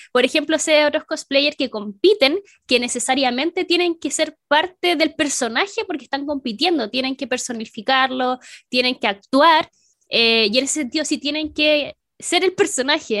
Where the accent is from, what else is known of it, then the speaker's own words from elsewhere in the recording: Chile; soy de Chile